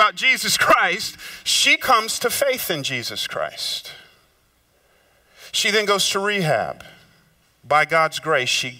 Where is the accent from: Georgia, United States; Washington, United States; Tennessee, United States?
Georgia, United States; moved away; also born or lived in Memphis; I grew up down south in Georgia